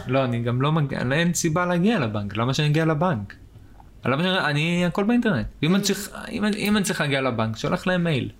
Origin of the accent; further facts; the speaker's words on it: Israel; נולדתי פה, אז נולדתי פה